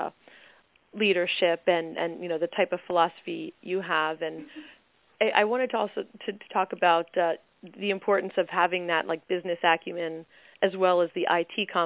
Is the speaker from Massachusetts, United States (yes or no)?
no; New Jersey, United States; I'm from New Jersey